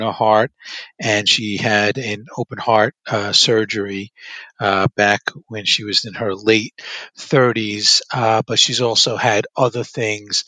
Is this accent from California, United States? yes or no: no; Brooklyn, New York, United States; also born or lived in Long Island; I was born in Brooklyn and raised in Brooklyn, and then eventually my parents made their way to Long Island.